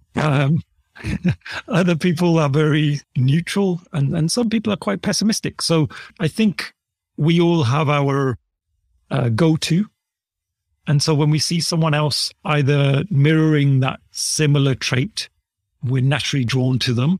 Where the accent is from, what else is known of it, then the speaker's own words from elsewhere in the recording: United Kingdom; accent: British; I was born here in the U K.